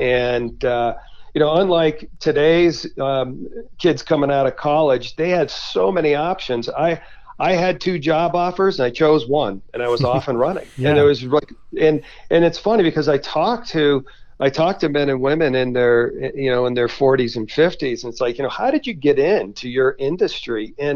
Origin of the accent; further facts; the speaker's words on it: New England, United States; now in Colorado, United States; We've moved to Colorado, which, you know, growing up in New England, I grew up fly fishing and skiing